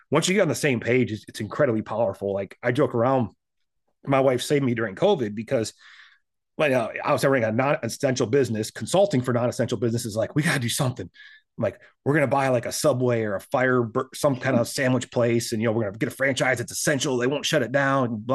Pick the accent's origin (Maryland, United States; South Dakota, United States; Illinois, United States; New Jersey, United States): South Dakota, United States; now in Texas, United States; I came to Texas from South Dakota